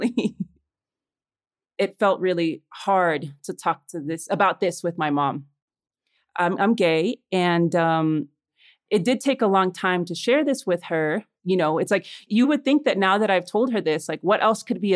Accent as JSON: {"language": "English", "town": "Chicago", "region": "Illinois", "country": "United States", "tie": "born or raised there", "also_born_or_lived": "Los Angeles, United States", "moved": "as an adult", "lives_now": "Mexico City, Mexico", "said": "I was born in Mexico City, but when I was four, my family and I immigrated to Little Village, a Mexican and Puerto Rican neighborhood in Chicago"}